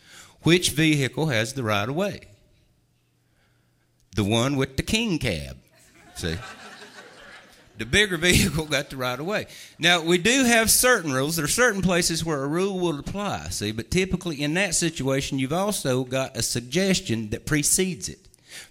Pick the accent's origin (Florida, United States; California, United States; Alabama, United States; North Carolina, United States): North Carolina, United States; I'm from the South. Some of you might not have been able to tell now. My family's from the Southern Appalachian Mountains up here in North Carolina.